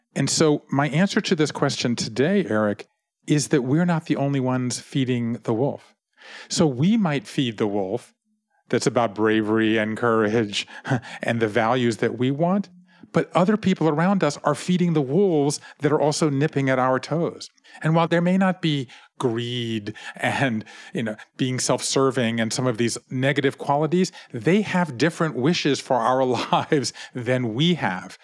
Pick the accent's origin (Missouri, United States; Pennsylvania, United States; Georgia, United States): Georgia, United States; Savannah; I grew up in Savannah, Georgia, in a family business